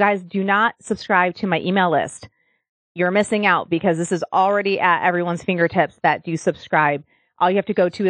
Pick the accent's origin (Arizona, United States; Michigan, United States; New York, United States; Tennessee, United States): Michigan, United States; now in Nashville, United States; I'm from Michigan where like almost every house has a basement